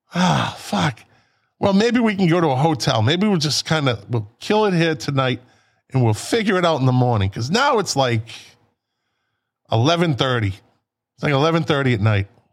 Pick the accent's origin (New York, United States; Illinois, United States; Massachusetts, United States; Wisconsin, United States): Massachusetts, United States; Boston; we're from Boston